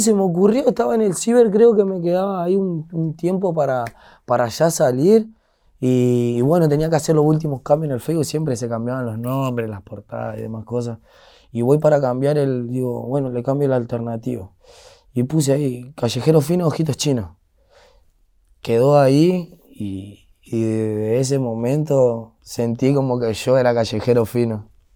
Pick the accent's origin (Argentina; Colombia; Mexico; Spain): Argentina; Buenos Aires; now in Derqui, Argentina; toda mi infancia sí fue en San Telmo